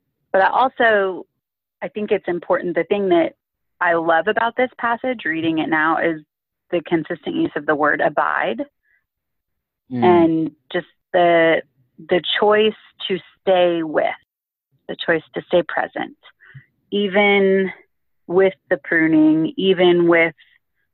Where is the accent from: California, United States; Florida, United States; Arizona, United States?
California, United States; growing up in California where I grew up